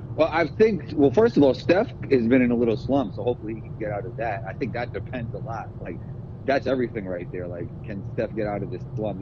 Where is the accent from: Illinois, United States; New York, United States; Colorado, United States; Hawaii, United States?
New York, United States; New York City; the mentality of New York City growing up in it